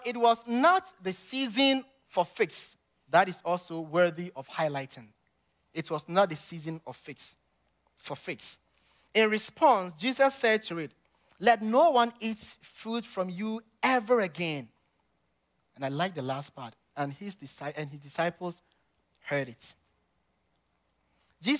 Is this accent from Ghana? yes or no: yes; Ghana; moved away; growing up in Ghana as a little boy